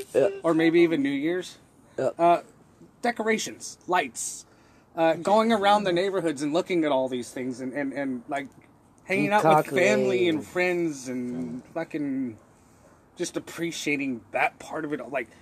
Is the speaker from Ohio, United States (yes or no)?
no; California, United States; moved away; My hometown was considered small for California.